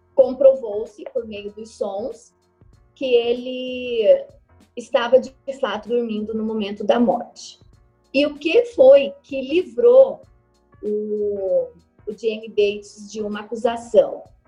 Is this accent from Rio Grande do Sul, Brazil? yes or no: no; interior of Rondônia, Brazil; eu sou do interior de Rondônia